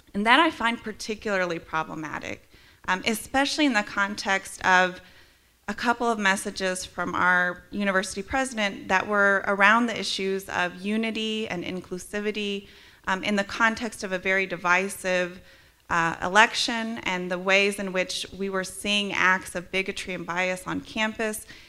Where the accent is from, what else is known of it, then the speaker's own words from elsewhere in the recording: Midwest, United States; moved away as an adult; now in Charlottesville, United States; I'm also from the Midwest